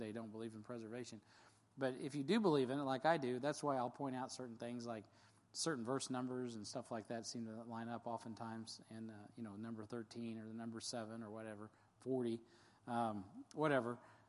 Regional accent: United States; I'm an American

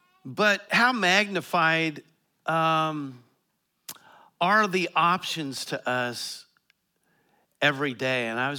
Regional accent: Colorado, United States; You know, I grew up in Eastern Colorado. We had farmers in our church.

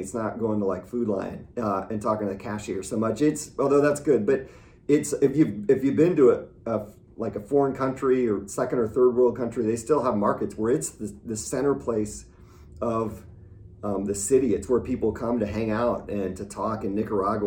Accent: Midwest, United States; I grew up in the Midwest

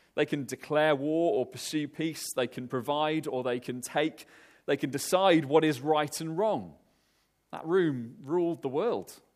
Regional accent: Wales, United Kingdom; moved away; I'm Welsh

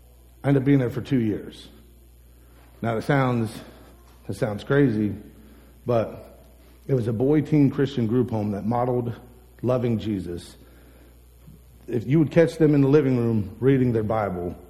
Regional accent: United States; I'm from Holmes County

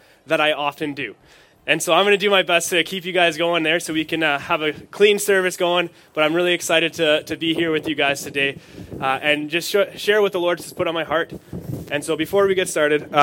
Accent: Saskatchewan, Canada; now in Manitoba, Canada; I'm not from Manitoba. I'm from Saskatchewan.

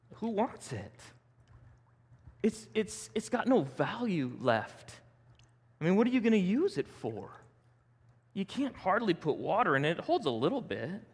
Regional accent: Denver, Colorado, United States; growing up in South Denver, I knew a lot of Case Van de Dutch

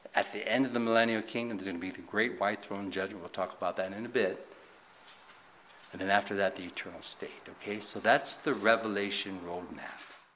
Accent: United States; as a Christian or as an American

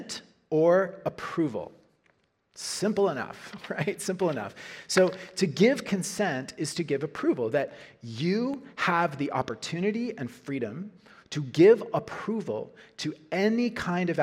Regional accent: Norman, Oklahoma, United States; University of Oklahoma, my hometown

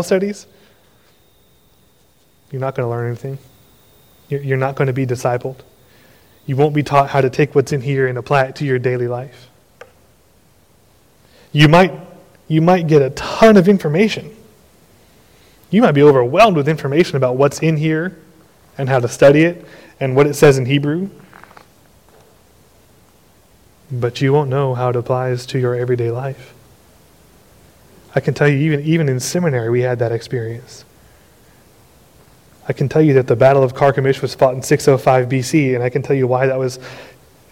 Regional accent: Austin, Texas, United States; I was a teenager growing up in Austin

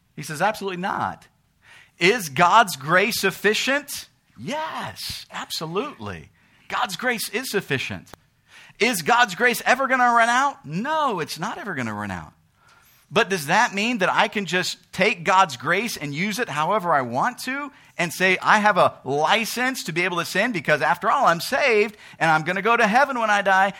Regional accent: United States; we live in America. We're American citizens.

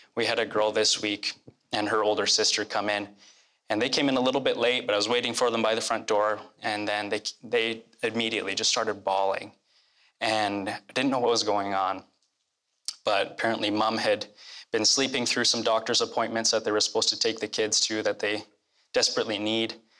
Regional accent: Red Deer, Alberta, Canada; I grew up here in Red Deer. Actually, the, my childhood home is just a few blocks

